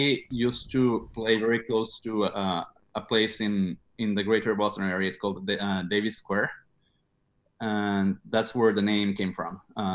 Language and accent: English; Mexico; moved away as an adult; now in United States; I'm originally from Mexico. Came here to the United States to study computer science at MIT. And after that, I stayed for work.